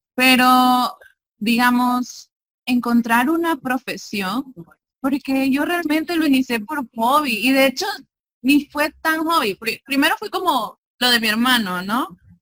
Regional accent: El Salvador; del Salvador

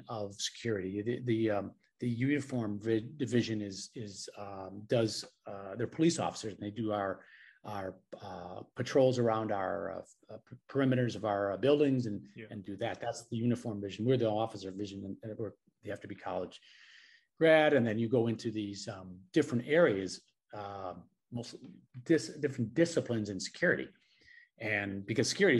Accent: Milwaukee, Wisconsin, United States; moved away as an adult; also born or lived in Bosnia; now in Philippines; I grew up in Milwaukee, Wisconsin, which is about 100 miles north of Chicago

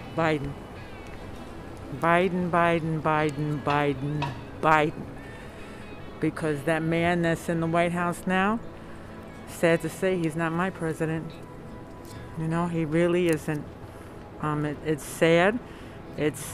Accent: New York, United States; now in Amherst, United States; I'm originally from New York.

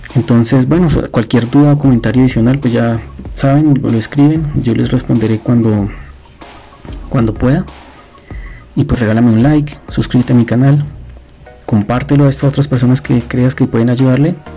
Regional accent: Colombia; estoy en Colombia

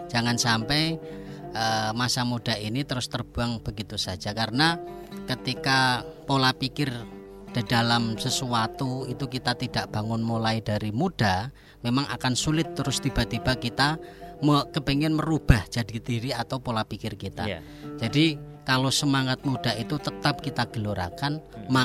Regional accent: Rembang, Central Java, Indonesia; uh, saya juga itu sebagai pembina Ibnu PPNU di apa namanya desa saya, Gus.

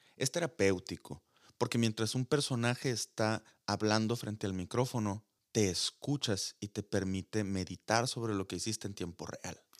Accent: Sonora, Mexico; accent: sonorense; mi acento sonorense

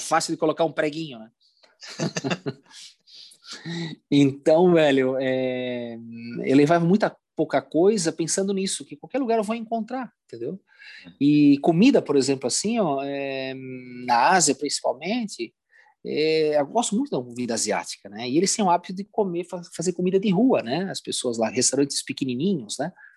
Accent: Brazil; sou do Brasil

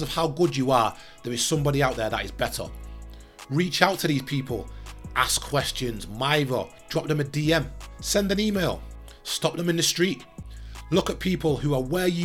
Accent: Manchester, North West England, United Kingdom; I grew up in South Manchester through the 90s into 2000s.

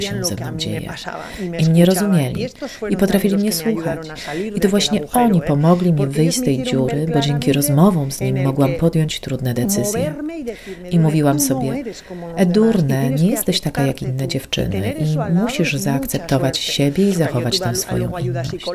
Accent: Tolosa, Basque Country, Spain; Pochodzę z tradycyjnej rodziny z kraju Basków

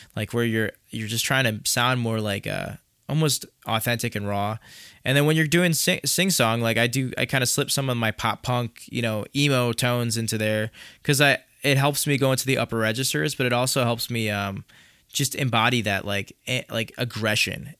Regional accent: Chicago, Illinois, United States; accent: nasally Chicago; my nasally Chicago accent

